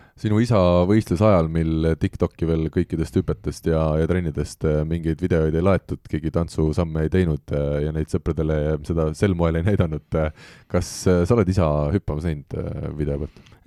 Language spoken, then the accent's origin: Estonian; Tallinn, Harju County, Estonia; me mõlemad oleme ikkagi Tallinna poisid